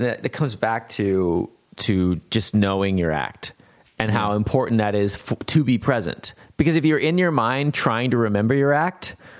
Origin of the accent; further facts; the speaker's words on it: Kansas, United States; Born and raised in Kansas, man.